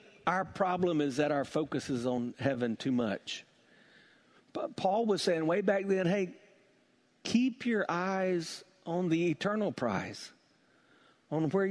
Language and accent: English; South Carolina, United States; When I was growing up in South Carolina